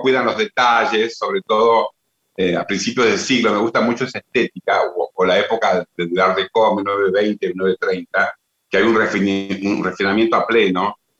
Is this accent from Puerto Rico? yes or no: no; Salta, Argentina; yo soy salteño y creo que siempre tuve la vivencia de convivir con todo este tipo de artesanías y artesanos de mi provincia